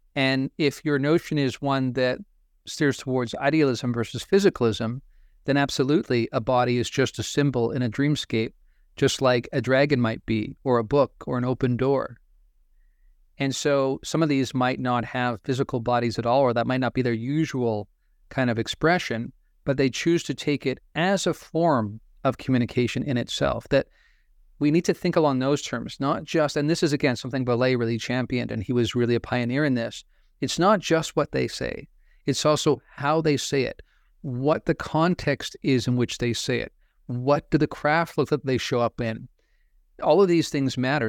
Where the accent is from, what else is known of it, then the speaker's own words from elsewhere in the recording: Pacific Northwest, United States; I grew up in the Pacific Northwest